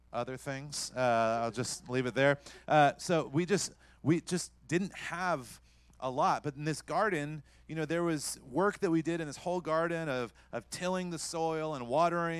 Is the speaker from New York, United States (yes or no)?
no; North Carolina, United States; I grew up in North Carolina